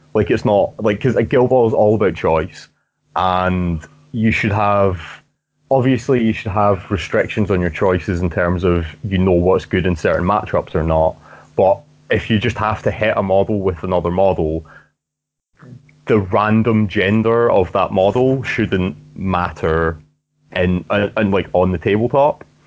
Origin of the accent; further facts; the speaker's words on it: Scotland, United Kingdom; I'm Scottish